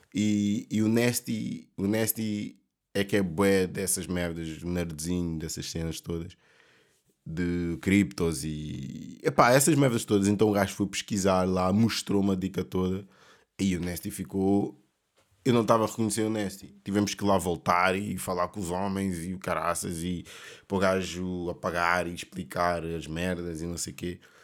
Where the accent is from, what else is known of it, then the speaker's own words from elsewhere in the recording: Portugal; also born or lived in Mozambique; eu sendo africano, preto, uh, luso, portu, luso africano, luso moçambicano